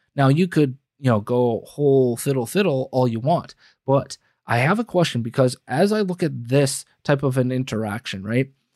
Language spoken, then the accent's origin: English; United States; we as the American people